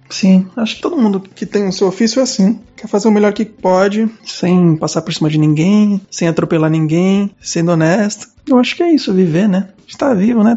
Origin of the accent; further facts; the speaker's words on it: Cubatão, São Paulo, Brazil; now in Guarulhos, Brazil; Eu sou nascido em Cubatão, no interior